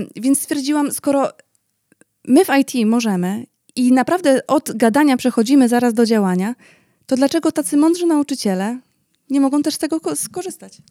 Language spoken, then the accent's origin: Polish; Szczecin, West Pomeranian Voivodeship, Poland; pochodzimy ze Szczecina, więc bardzo blisko granicy niemieckiej